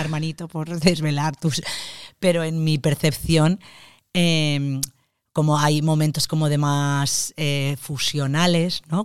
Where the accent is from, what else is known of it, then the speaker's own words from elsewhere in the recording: Valencia, Valencian Community, Spain; soy creadora, soy actriz, vengo de Valencia